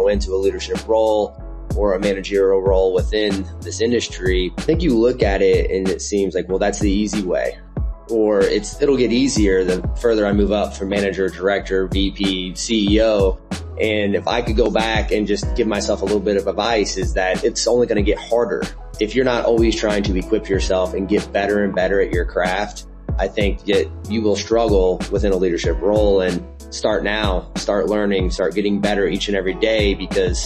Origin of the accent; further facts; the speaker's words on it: Southern Indiana, United States; now in Indianapolis, United States; I'm a Indiana native. I grew up in Southern Indiana, super small town, close to Evansville